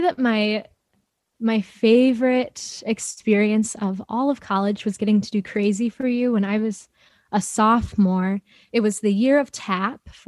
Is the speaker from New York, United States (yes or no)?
no; Chicago, Illinois, United States; moved away as an adult; now in Champaign, United States; I'm from Chicago, and I started in this organization called the Chicago Children's Choir when I was 8